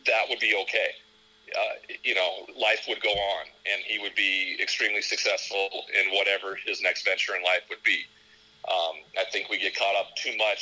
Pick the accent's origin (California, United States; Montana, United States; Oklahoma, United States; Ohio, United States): Montana, United States; being in Montana, we don't have a pro team. Yeah. So we had to, you know, pluck them from around the country, and WGN played in my hometown